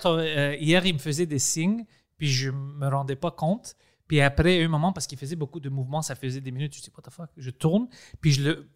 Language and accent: French; Greece; accent: Greek; French is a second language; moved away; je parle français comme un grec. Je parle français en grec